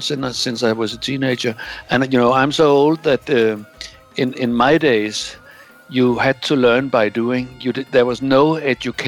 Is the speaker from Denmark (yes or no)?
yes; Bornholm, Capital Region of Denmark, Denmark; moved away as an adult; also born or lived in Roskilde; I was born on an island called Bornholm. I don't know where, if you know where it is, in the middle of the Baltic. And I grew up in the 60s and the early 70s living on this island